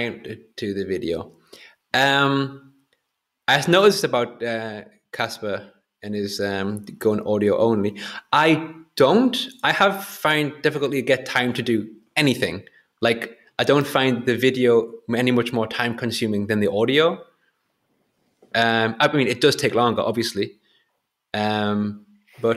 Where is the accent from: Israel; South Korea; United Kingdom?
United Kingdom; Whitley Bay, North East England; my hometown, which is Whitley Bay near Newcastle